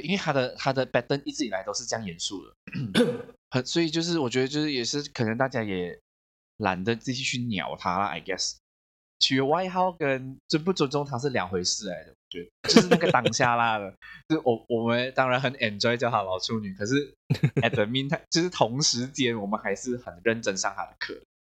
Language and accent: Chinese; Malaysia; 我们马来西亚人